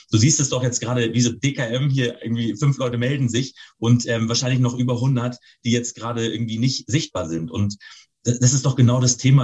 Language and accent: German; Northern Germany, Germany; für mich als Norddeutscher